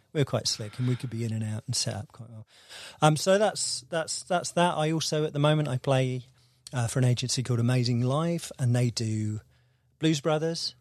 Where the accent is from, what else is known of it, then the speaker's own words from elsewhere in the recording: Devon, South West England, United Kingdom; moved away as an adult; also born or lived in London / St Albans; I'm from Devon